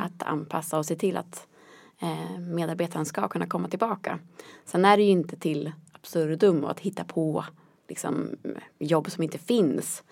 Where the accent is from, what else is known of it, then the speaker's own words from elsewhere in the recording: Västerås, Västmanland, Sweden; moved away as an adult; now in Norrköping, Sweden; Jag kommer från Västerås från början